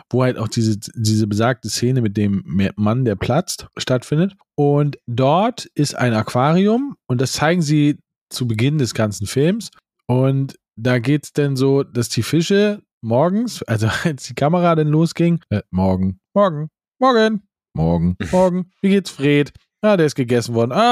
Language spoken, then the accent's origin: German; France; German is a second language; now in Germany; Ich bin eine Französin und lebe schon sehr, sehr lange in Deutschland.